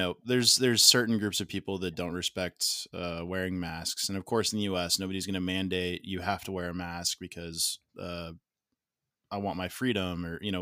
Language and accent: English; Texas, United States; I'm a Texan.